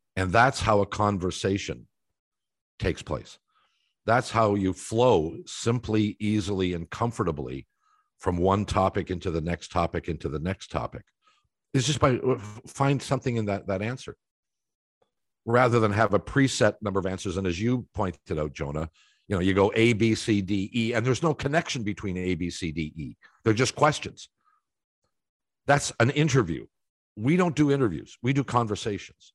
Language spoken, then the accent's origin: English; Toronto, Ontario, Canada; also born or lived in Columbus, Ohio; When I was a kid in Toronto